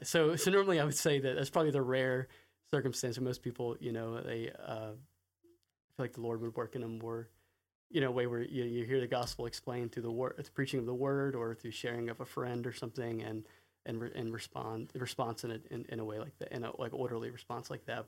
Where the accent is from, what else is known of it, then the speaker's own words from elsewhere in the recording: Raleigh, North Carolina, United States; I grew up in Raleigh, North Carolina, in the northern suburbs of Raleigh